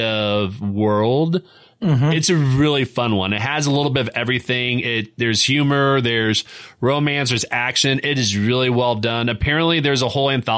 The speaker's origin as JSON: {"language": "English", "region": "Indiana", "country": "United States", "tie": "born or raised there", "said": "my home state of Indiana"}